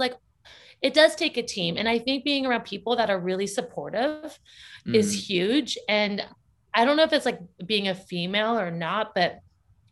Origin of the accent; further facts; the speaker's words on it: Orange County, Southern California, United States; moved away as an adult; now in San Francisco, United States; I'm from Southern California.